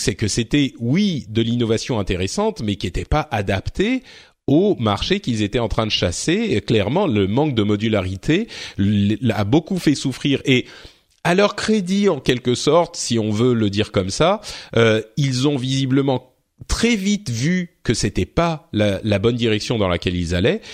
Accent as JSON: {"language": "French", "country": "France", "said": "chez nous en France"}